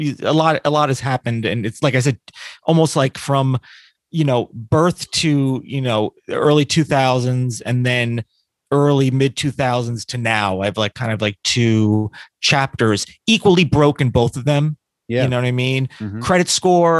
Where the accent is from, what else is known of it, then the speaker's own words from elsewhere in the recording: Newburgh, New York, United States; also born or lived in New Jersey / Poughkeepsie, New York; at about 10, I moved to upstate New York